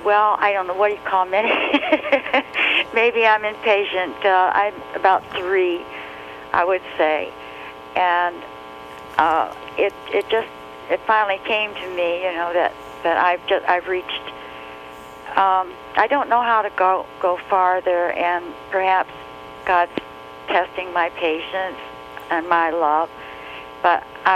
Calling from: Michigan, United States; I'm calling from Michigan.

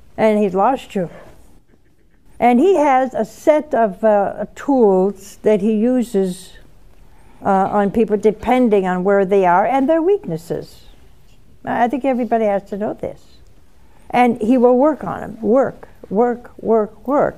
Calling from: Steubenville, Ohio, United States; I'm calling from Steubenville, Ohio.

